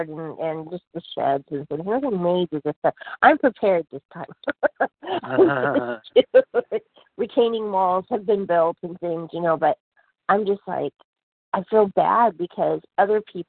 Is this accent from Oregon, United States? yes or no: yes; Oregon, United States; now in Arizona, United States; I grew up in Oregon, you know, and I was used to rain